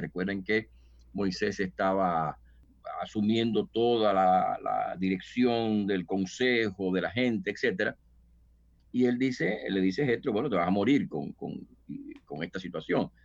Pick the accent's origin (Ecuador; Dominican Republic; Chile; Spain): Dominican Republic; moved away as an adult; yo soy dominicano y pues llegué acá hace unos 20 años